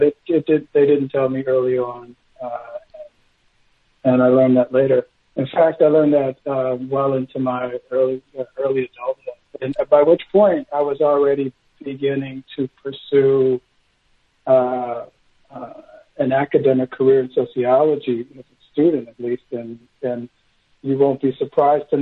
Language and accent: English; Los Angeles, California, United States; also born or lived in Berkeley, California; now in St. Louis, United States; I grew up in Los Angeles in the 1980s. I was adopted in Berkeley. We moved down to Los Angeles.